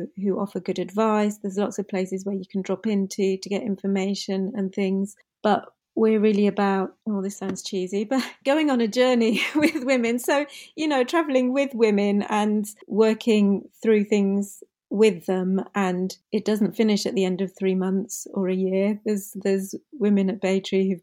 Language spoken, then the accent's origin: English; United Kingdom; first language English; I'm born and bred here. English is my first language